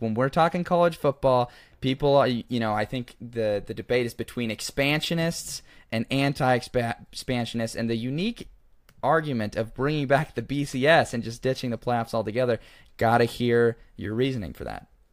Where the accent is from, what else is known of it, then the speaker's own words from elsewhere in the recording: Oregon, United States; now in Phoenix, United States; I'm from Oregon, actually, initially